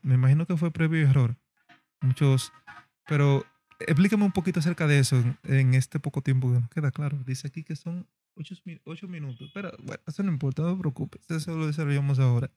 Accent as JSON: {"language": "Spanish", "country": "Dominican Republic", "said": "dominicanos, tenemos un mexicano que es fan del dialecto de nosotros"}